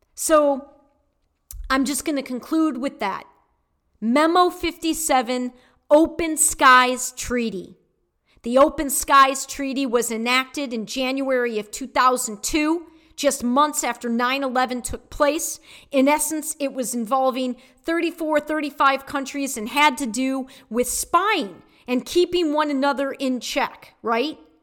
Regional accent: Detroit, Michigan, United States; I was born in Detroit

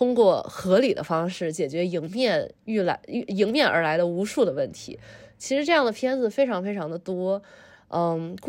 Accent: Tianjin, China; moved away as an adult; also born or lived in eastern United States; now in United States; 小的时候在天津过年的场景。

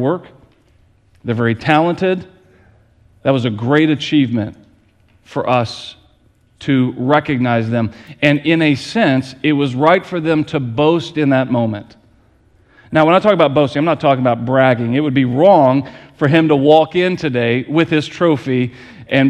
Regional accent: Lancaster, United States; moved away; Kelly and I, we grew up in Lancaster with a community center that was built when my grandmother was in elementary school

